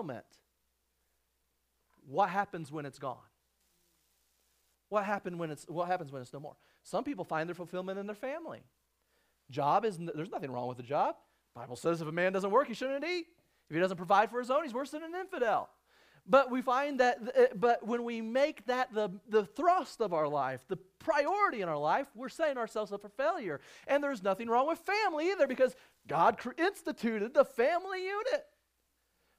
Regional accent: Illinois, United States; now in Arizona, United States; I grew up in Illinois.

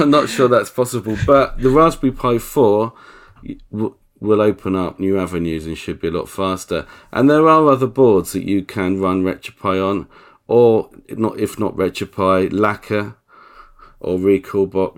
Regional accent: England, United Kingdom; I'm English.

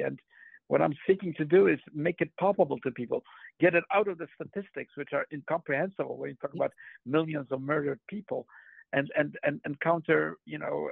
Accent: Poland; moved away; I grew up in Poland

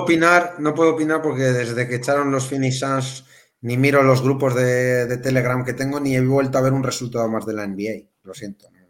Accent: Melilla, Spain; now in A Coruña, Spain; yo, yo soy de Melilla

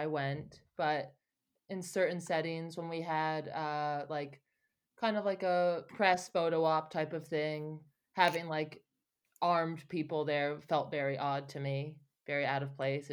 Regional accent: United States; as an American

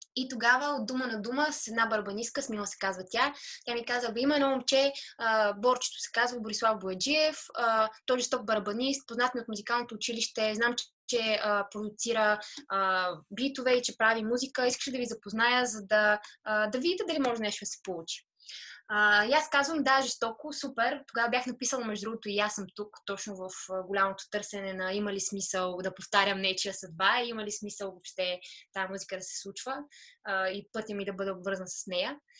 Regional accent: Veliko Tarnovo, Veliko Tarnovo Province, Bulgaria; first language Bulgarian; moved away as an adult; also born or lived in Sofia; Аз съм от Велико Търново родом.

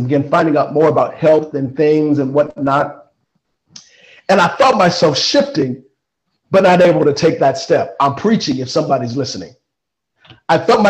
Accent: Kansas City, Missouri, United States; I grew up in Kansas City, Missouri

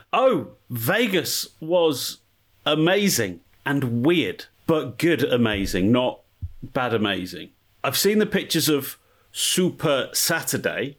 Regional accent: England, United Kingdom; now in Pasadena, United States; Me and the missus, English

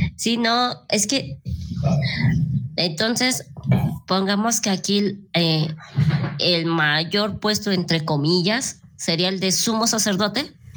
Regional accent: Mexico; yo no personal fui bautizada, entonces aquí como que todos empezamos con, con esa religión impuesta

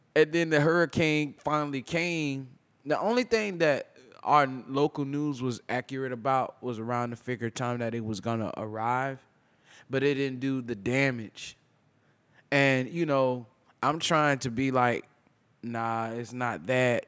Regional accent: Tampa, Florida, United States; I'm from born and raised in Tampa, the great state of Florida

